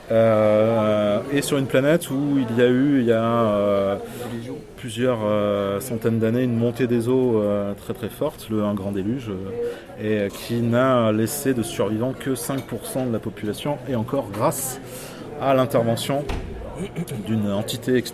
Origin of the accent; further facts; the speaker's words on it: Nouvelle-Aquitaine, France; born there; Je suis né dans la Creuse.